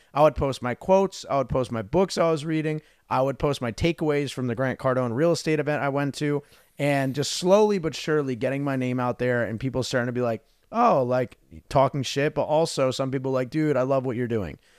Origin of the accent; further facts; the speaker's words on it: New Jersey, United States; moved away as an adult; also born or lived in Arizona; I grew up in New Jersey, super cold